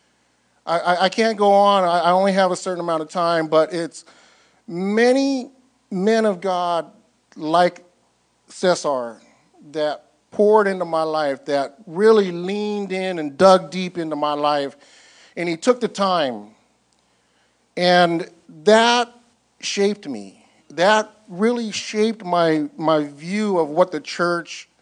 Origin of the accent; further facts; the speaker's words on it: Northern California, United States; moved away as an adult; now in San Diego, United States; I'm from Northern California